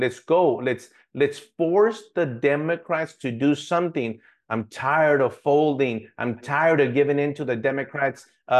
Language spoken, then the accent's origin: English; United States; but I'm an American. I get to make a decision what's best for me and my family.